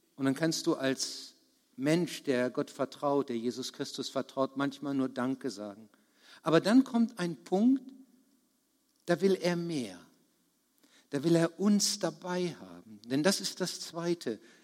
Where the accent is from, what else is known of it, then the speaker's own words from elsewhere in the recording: Bad Harzburg, Lower Saxony, Germany; Ich komme aus Bad Harzburg